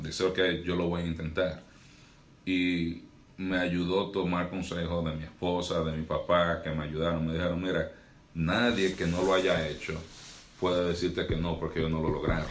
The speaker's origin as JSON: {"language": "Spanish", "town": "Santiago de los Caballeros", "region": "Santiago", "country": "Dominican Republic", "tie": "born or raised there", "also_born_or_lived": "North Florida", "moved": "yes", "lives_now": "Florida, United States", "said": "yo nací y crecí en República Dominicana"}